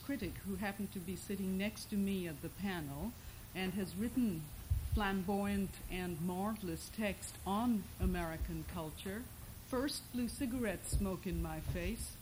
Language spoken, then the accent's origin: English; Kolkata, West Bengal, India; English is a second language; moved away as an adult; also born or lived in Britain / Switzerland / Iowa; now in United States; I lived a very middle-class Bengali life in a very middle-class Calcutta neighborhood